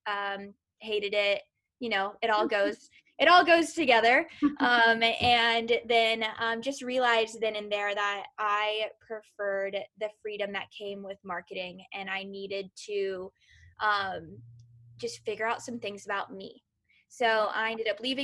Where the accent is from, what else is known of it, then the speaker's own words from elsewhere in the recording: Kentucky, United States; moved away as an adult; also born or lived in San Francisco; now in Los Angeles, United States; I'm originally from Kentucky. So I am a Southern girl at heart, through and through